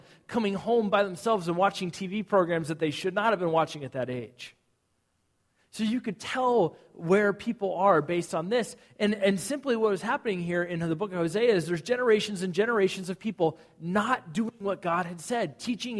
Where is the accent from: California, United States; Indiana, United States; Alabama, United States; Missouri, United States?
California, United States; Southern; moved away; I grew up in Southern California